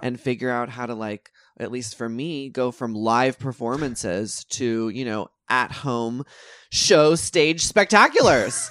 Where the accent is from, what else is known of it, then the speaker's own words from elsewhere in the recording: Texas, United States; moved away; growing up in Texas